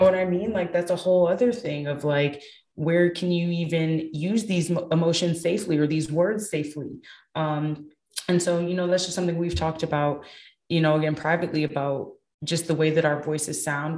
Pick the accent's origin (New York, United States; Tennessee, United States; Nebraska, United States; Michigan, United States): Michigan, United States; I'm from Michigan